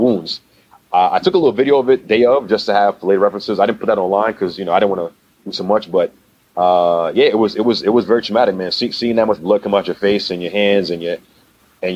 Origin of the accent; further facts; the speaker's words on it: New York, United States; we're from New York